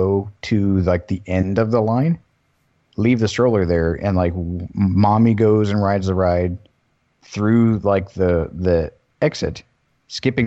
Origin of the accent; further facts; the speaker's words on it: Florida, United States; growing up in Florida